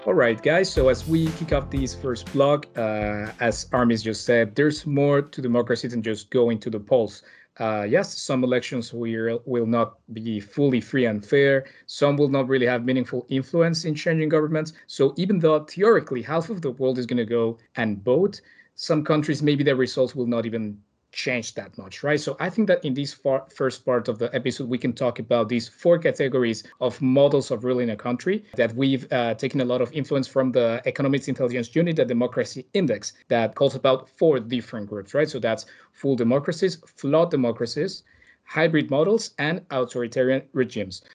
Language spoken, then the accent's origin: English; Mexico; my home country of Mexico